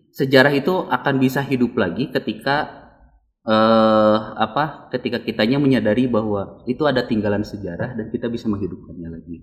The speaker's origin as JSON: {"language": "Indonesian", "town": "Bandung", "region": "West Java", "country": "Indonesia", "tie": "born or raised there", "said": "saya lahir di sini"}